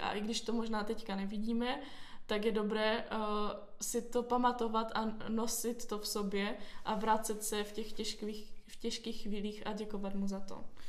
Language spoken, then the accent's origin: Czech; Ostrava, Moravian-Silesian Region, Czechia; moved away as an adult; also born or lived in Olomouc; now in Brno, Czechia; jsem se narodila v Olomouci a potom asi, když mě byly dva týdny, tak jsem se přestěhovala do Ostravy. Tam jsem prožila skoro celé své dětství a v 18 jsem se přestěhovala do Brna.